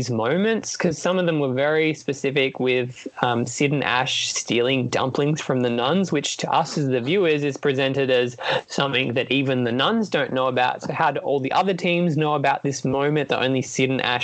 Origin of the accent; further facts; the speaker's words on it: New South Wales, Australia; oh, it's my home state. I'm from New South Wales